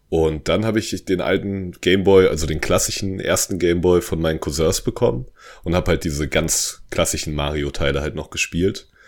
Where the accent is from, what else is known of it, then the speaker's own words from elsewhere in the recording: Hesse, Germany; Ja, ich komme aus der Nähe von Darmstadt.